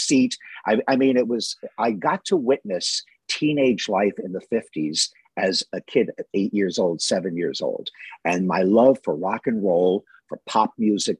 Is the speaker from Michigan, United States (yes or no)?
no; Long Island, New York, United States; also born or lived in Brooklyn / Queens; I grew up in the New York metropolitan area. I was born in Brooklyn, lived a little bit in Queens, then grew up on Long Island as a kid